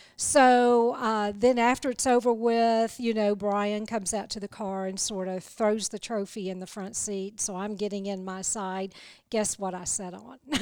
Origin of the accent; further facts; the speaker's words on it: the South, United States; accent: southern; my southern accent